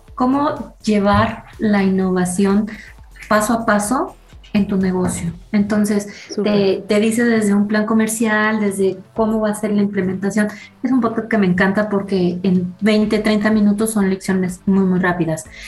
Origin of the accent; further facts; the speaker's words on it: Mexico; los hábitos que tenemos como mexicanos de consumo